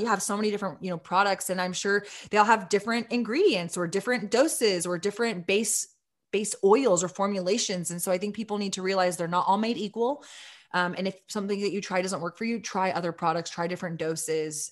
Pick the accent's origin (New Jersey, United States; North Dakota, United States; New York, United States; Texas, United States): Texas, United States; Austin; my hometown of Austin, Texas